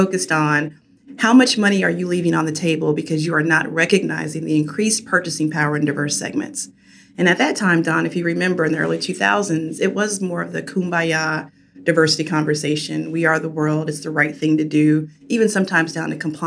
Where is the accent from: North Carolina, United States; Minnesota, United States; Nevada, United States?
North Carolina, United States; Rocky Mount; moved away as an adult; also born or lived in Chapel Hill, North Carolina / Chicago; I grew up in Rocky Mount, North Carolina